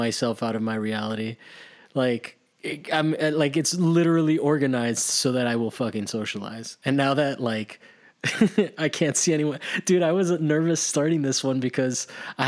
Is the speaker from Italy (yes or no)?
yes; Italy; moved away; I grew up in Italy, and on Sunday, as a kid, there was nothing going on.